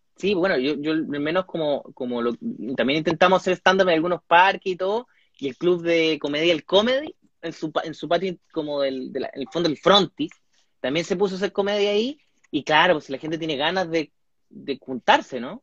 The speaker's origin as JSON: {"language": "Spanish", "country": "Chile", "moved": "as an adult", "lives_now": "California, United States", "said": "soy un humorista chileno, actualmente radicado en el extranjero"}